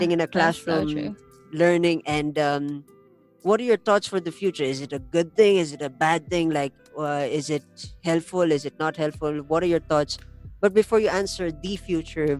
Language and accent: English; La Trinidad, Cordillera Administrative Region, Philippines; I'm from the La Trinidad area, where of course we're surrounded by mountains and we are a part of the Igorot tribe